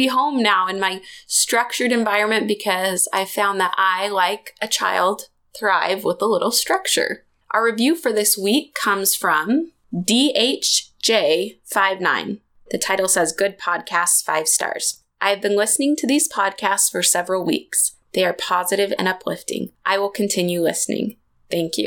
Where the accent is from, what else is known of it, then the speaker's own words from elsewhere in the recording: Springville, Utah, United States; my hometown, Springville, Utah